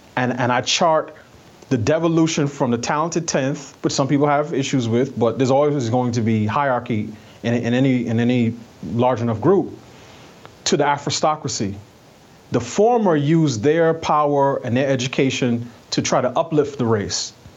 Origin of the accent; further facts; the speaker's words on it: New York City, New York, United States; moved away; I'm from New York. I grew up in New York City